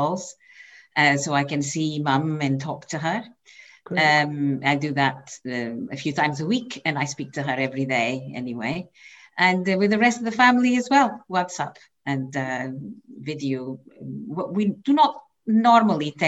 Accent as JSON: {"language": "English", "area": "Serra da Estrela", "region": "Centro", "country": "Portugal", "tie": "born or raised there", "second_language": "English", "moved": "as an adult", "lives_now": "Scotland, United Kingdom", "said": "I come from central northern Portugal, near the border with Spain. It's an area called Serra, which means mountain, Serra da Estrela"}